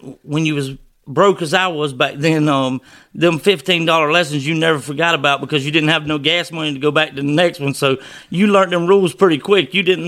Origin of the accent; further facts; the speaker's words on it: Perkins, Georgia, United States; I'm from Perkins, Georgia. Used to live down on the Florida-Georgia line, then we moved up here.